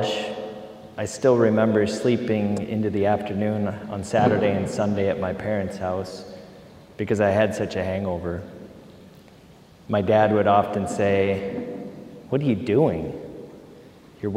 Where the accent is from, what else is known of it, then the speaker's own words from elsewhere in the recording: Marion, Iowa, United States; I grew up in Marion, Iowa, with two loving parents, an older sister and a twin brother